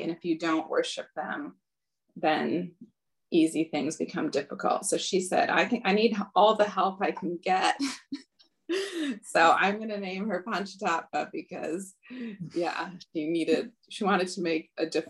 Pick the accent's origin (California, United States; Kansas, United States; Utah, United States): California, United States; Los Angeles; born there; So I was born in the Los Angeles temple, New Dwarka